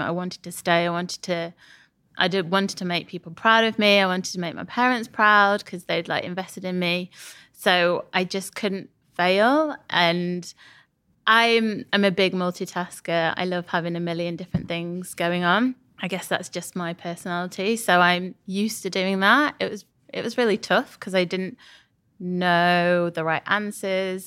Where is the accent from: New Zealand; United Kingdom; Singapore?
United Kingdom; Sheffield, Yorkshire and the Humber; moved away as an adult; also born or lived in Leeds; now in London, United Kingdom; I'm from Sheffield